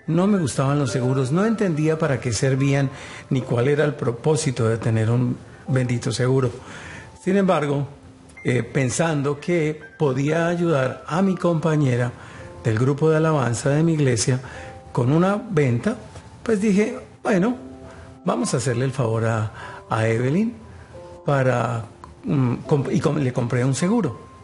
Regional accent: Colombia; moved away as an adult; Soy oriundo de Colombia, llegamos a este país hace 15 años

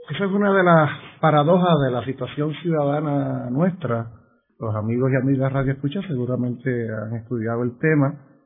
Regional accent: Puerto Rico; pensando como puertorriqueño que quiere adelantar los mejores intereses de mi pueblo en aquel país.

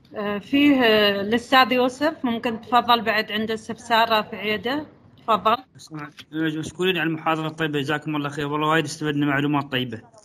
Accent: United Arab Emirates; عندنا في الامارات

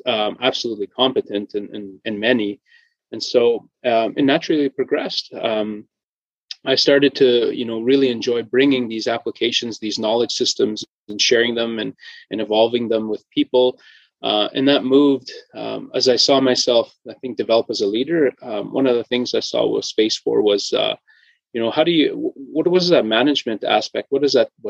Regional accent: Cumberland House, Saskatchewan, Canada; Growing up in Cumberland House, you know, drawn to the environment

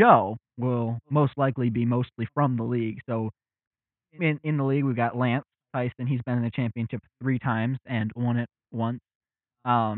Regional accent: around Detroit, Southeast Michigan, United States; We are from Southeast Michigan, right around Detroit

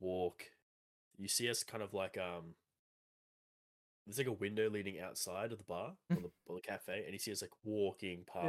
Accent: Australia; why are we so over the top Australian

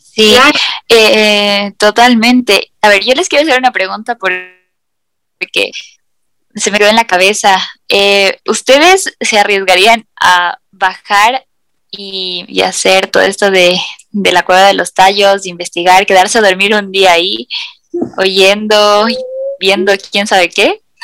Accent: Ecuador; nosotros viviendo en este país

